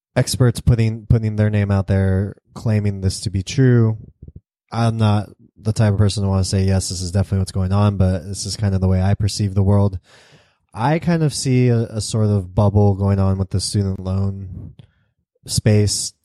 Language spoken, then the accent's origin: English; United States; I'm American